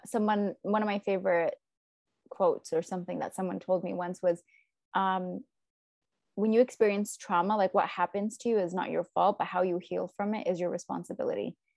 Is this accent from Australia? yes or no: no; United States; we're American